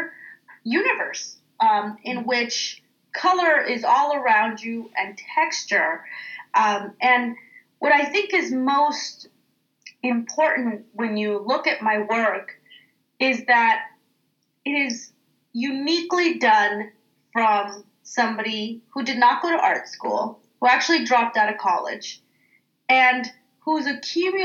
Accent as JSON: {"language": "English", "town": "Oakland", "region": "California", "country": "United States", "tie": "born or raised there", "said": "as a kid, growing up in East Oakland"}